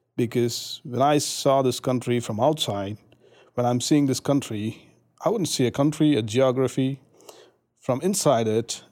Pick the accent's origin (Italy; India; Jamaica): India; moved away as an adult; now in United States; I'm from India. I've been here in, in the U S for the past four and a half